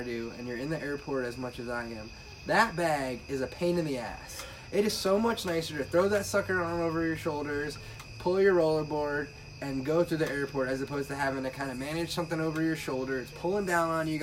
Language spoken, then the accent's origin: English; Woodstock, Georgia, United States; now in Alpharetta, United States; I'm from Woodstock, Georgia. I live in Alpharetta